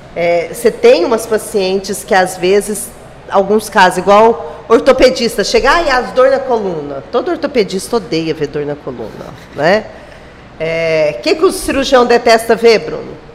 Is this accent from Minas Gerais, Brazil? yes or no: yes; Minas Gerais, Brazil; moved away as an adult; also born or lived in Uberlândia / Araguaína; now in Gurupi, Brazil; Como eu sou de Minas